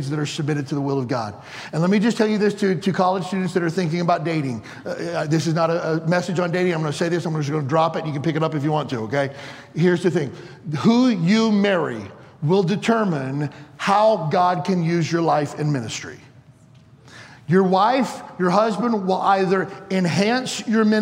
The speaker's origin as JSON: {"language": "English", "town": "Benton", "region": "Kentucky", "country": "United States", "tie": "born or raised there", "moved": "yes", "said": "I grew up in Benton, Kentucky, population 4,000"}